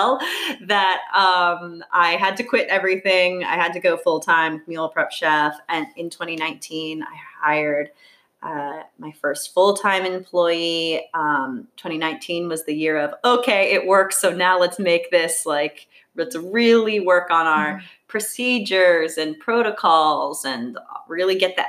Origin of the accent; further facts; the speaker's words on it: Bethesda, Maryland, United States; moved away as an adult; also born or lived in Washington, D.C.; now in New York City, United States; I was born in Washington, D.C. Mm-hmm. I grew up in Bethesda, Maryland